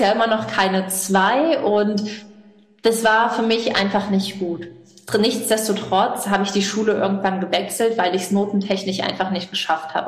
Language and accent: German; Rhineland-Palatinate, Germany; also born or lived in Oxford; Bei uns in Rheinland-Pfalz